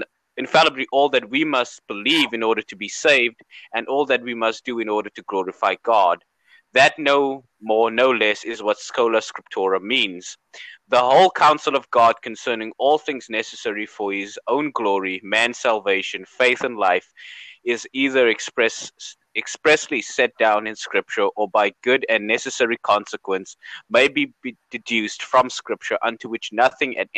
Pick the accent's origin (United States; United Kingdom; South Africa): South Africa; I'm from South Africa, and people in South Africa, we make light of everything